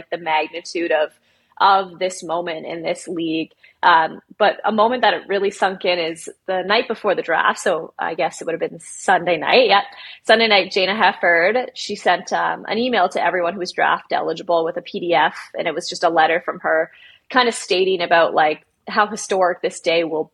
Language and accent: English; Burlington, Ontario, Canada; I'm just from down the street in Burlington.